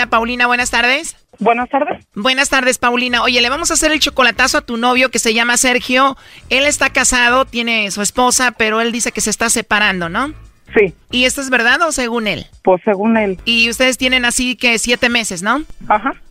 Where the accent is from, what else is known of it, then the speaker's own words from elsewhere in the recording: Aguascalientes, Mexico; moved away; Yo soy de Aguascalientes